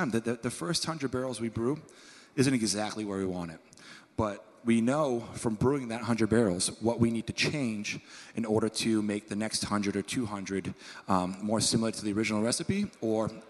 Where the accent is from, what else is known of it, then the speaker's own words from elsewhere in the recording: Maine, United States; I'm from Maine